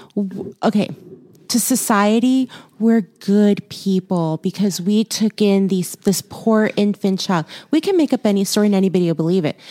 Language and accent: English; Houston, Texas, United States; moved away; I was born in Houston, raised there for a while, lived there for a while